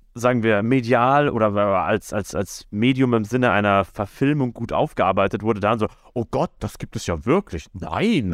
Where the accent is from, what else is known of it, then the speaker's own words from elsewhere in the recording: a village near Nuremberg, Bavaria, Germany; in dem Kaff, wo ich groß geworden bin, da war die Band …, das war so die Lokal-Metal-Band